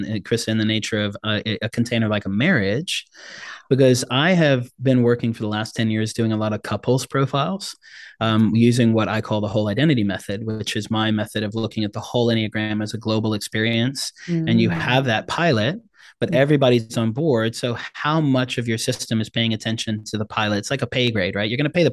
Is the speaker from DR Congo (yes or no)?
yes; DR Congo; also born or lived in South Africa; now in United States; I'm a South African born Congolese refugee kid who came over to the States on asylum status. And my dad spoke 13 languages. We spoke 3. I've had 26 addresses and I've lived in 5 different countries.